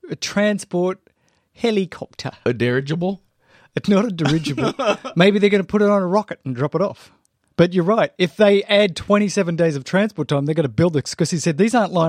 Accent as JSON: {"language": "English", "country": "Australia", "moved": "yes", "said": "my home country of Australia"}